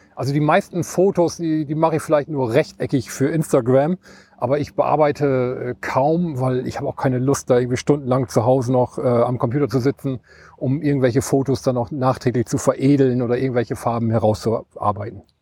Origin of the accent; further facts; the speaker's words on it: East Frisia, Lower Saxony, Germany; moved away as an adult; now in Hamburg, Germany; Ich komme aus Ostfriesland und äh, bin an der Ems groß geworden